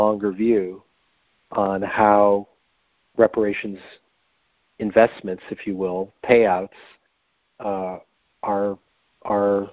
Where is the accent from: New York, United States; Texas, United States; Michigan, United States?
Michigan, United States; I grew up in Michigan